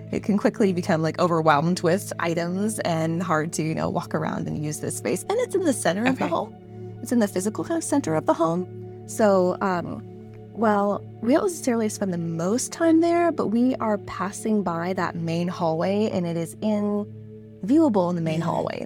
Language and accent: English; San Diego, California, United States; I'm in San Diego, California, and I'm from San Diego